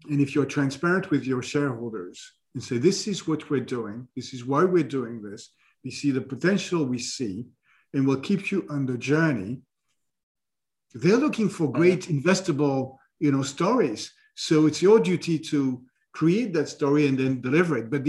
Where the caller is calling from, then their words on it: New York City, New York, United States; I'm speaking from New York City.